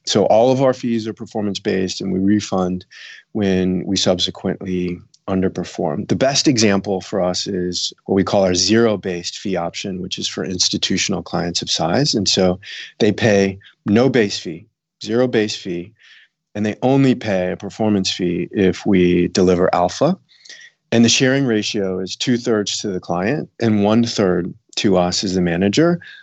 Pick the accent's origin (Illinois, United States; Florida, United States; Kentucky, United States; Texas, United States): Illinois, United States; south suburbs of Chicago; also born or lived in Bermuda; now in San Francisco, United States; I grew up in Illinois, south suburbs of Chicago